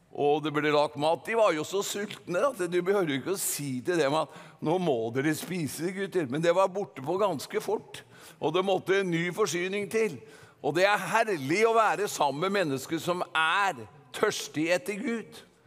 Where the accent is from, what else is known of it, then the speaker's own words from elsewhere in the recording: Gudbrandsdalen, Innlandet, Norway; Vi har en dal i Norge som heter Gudbrandsdalen, og jeg er gudbrandsdøl